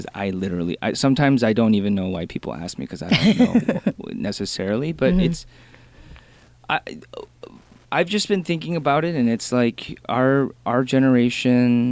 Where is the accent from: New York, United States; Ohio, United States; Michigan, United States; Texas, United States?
Michigan, United States; moved away; I'm from Michigan, so we had like a couple, maybe like 100,000 Korean people